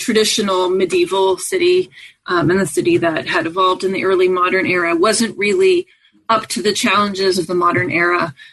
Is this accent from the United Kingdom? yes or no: no; Montreal, Quebec, Canada; I grew up in Montreal, Canada